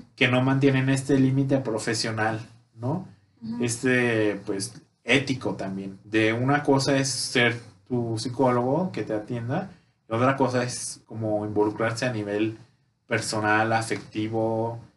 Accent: Mexico; una buena costumbre que tenemos aquí en México

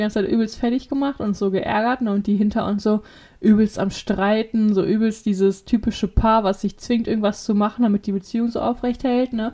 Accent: Witten, North Rhine-Westphalia, Germany; bei uns in Witten

